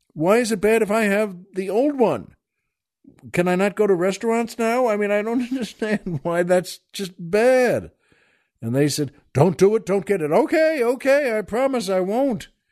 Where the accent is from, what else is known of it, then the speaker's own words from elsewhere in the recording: Long Island, New York, United States; where I grew up on Long Island